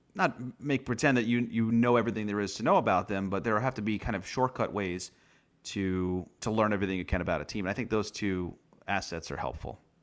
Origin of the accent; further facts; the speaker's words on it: New York, United States; growing up in New York